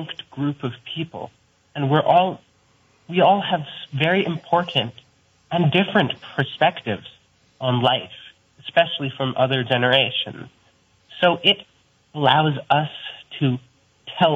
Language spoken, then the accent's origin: English; Burlington, Vermont, United States; I'm also 16 from Burlington